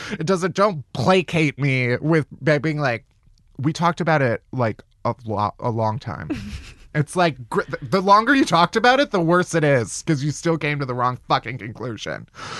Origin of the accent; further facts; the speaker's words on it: Chicago, Illinois, United States; Technically, I'm from Chicago.